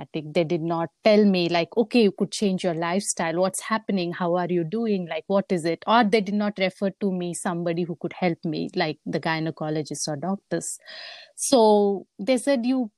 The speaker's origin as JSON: {"language": "English", "country": "India", "tie": "born or raised there", "also_born_or_lived": "Papua New Guinea", "moved": "as an adult", "lives_now": "United States", "said": "I was born and brought up in India. And that's where I went to school"}